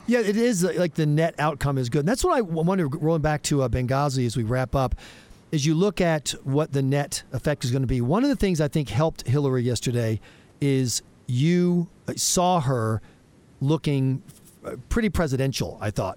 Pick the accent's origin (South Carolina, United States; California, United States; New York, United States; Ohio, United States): South Carolina, United States; my home state of South Carolina